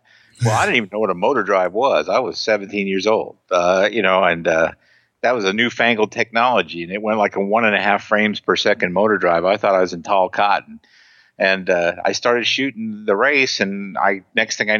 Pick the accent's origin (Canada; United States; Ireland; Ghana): United States; Indianapolis, Indiana; I grew up in Indianapolis, Indiana, where the Indianapolis 500 is located